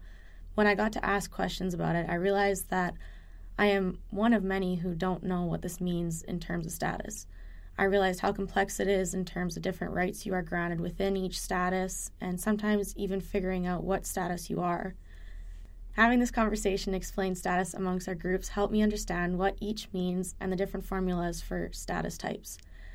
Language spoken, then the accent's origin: English; Edmonton, Alberta, Canada; I'm from Edmonton area, and I'm non-Indigenous.